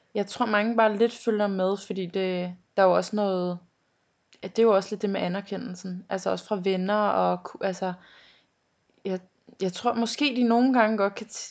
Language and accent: Danish; North Zealand, Capital Region of Denmark, Denmark; jeg er fra Næum. Og hvor det, er det? Det ligger ved øh, Skodsborg, Holte, derhen af